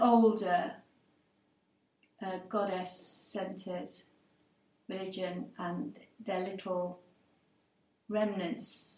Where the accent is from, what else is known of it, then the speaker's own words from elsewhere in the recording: Cardiff, Wales, United Kingdom; first language English; I'm a Welsh person, Cardiff, born and bred. English is my first language